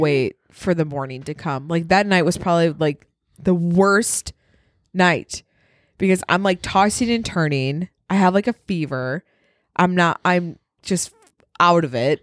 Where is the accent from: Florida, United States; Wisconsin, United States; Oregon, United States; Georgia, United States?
Wisconsin, United States; accent: northern